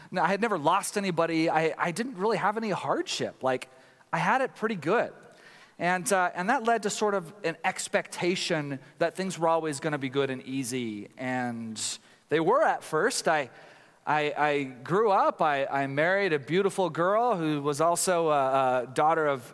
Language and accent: English; Tyler, Texas, United States; I grew up in Tyler, Texas, a place that has less than 250,000 people but has 500 churches